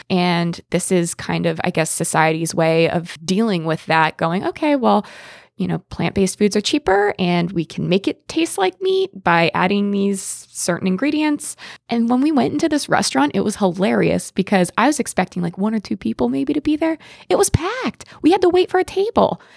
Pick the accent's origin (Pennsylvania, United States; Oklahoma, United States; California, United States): Pennsylvania, United States; I'm from Pennsylvania